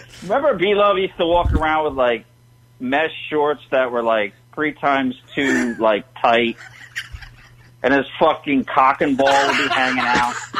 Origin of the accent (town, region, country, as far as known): Philadelphia, Pennsylvania, United States